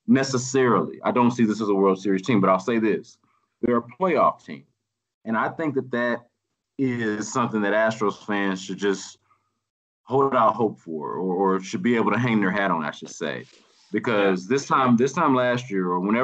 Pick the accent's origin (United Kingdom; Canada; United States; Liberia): United States; Houston, Texas; I'm from here. I've rooted for the team my whole life. I live here.